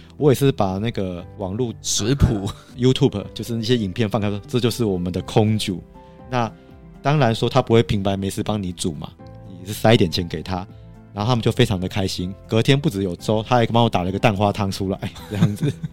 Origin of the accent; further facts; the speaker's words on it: Taiwan; 我是台湾的领队